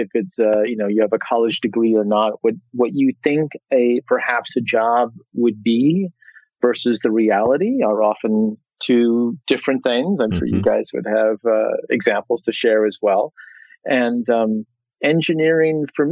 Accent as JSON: {"language": "English", "region": "Midwest", "country": "United States", "moved": "yes", "lives_now": "New York City, United States", "said": "I'm from the Midwest"}